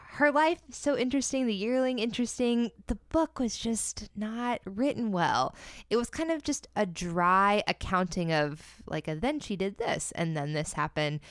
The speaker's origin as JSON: {"language": "English", "region": "Central Florida", "country": "United States", "tie": "born or raised there", "said": "it was based in Central Florida, which is my homeland"}